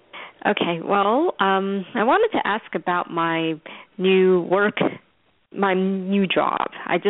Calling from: New York, United States; I'm calling in from New York.

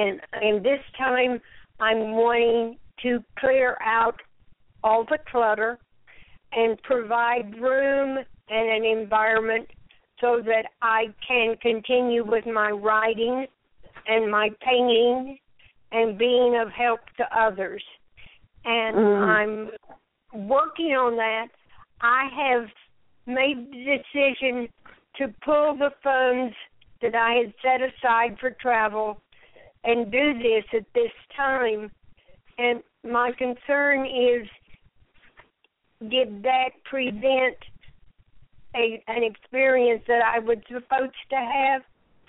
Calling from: Lafayette, Louisiana, United States; I'm calling from Lafayette, Louisiana.

